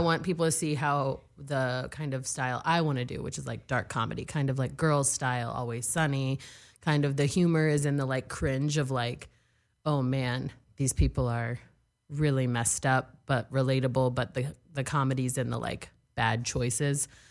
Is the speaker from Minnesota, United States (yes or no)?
no; Texas, United States; also born or lived in New York; now in Los Angeles, United States; I'm from Texas